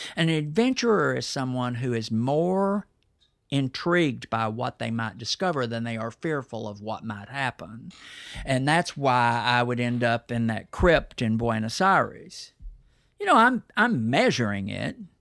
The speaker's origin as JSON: {"language": "English", "region": "Texas", "country": "United States", "accent": "Texas twang", "said": "my Texas accent"}